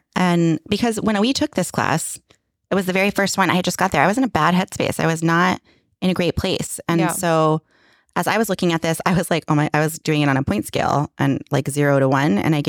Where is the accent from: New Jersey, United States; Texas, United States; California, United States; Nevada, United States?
California, United States; Yeah, because we were chatting before and I'm from